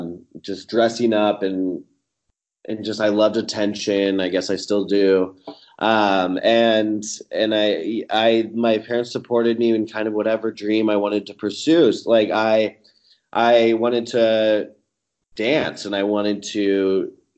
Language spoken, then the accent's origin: English; Kansas City, United States; moved away as an adult; now in Los Angeles, United States; I grew up in Kansas City.